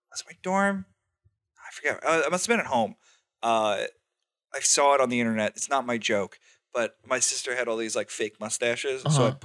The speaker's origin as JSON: {"language": "English", "region": "New England", "country": "United States", "tie": "born or raised there", "said": "grew up in New England"}